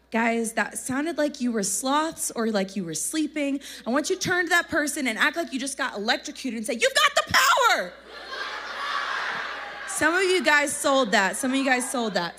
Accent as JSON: {"language": "English", "region": "Texas", "country": "United States", "accent": "country", "said": "I'm from Texas"}